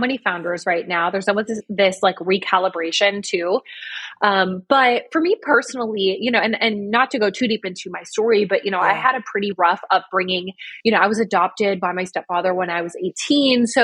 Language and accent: English; New York, United States; I'm from New York.